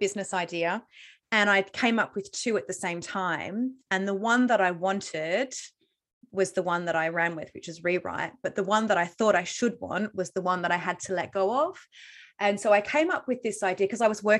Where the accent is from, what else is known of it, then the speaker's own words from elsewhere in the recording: Australia; moved away; I'm Australian.